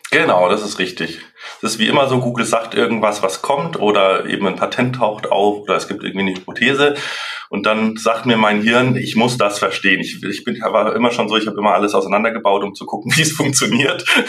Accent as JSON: {"language": "German", "town": "Munich", "region": "Bavaria", "country": "Germany", "moved": "as an adult", "lives_now": "Franconia, Germany", "said": "ich bin ursprünglich aus München, aber jetzt seit sechs Jahren im schönen äh, ja, Franken gelandet"}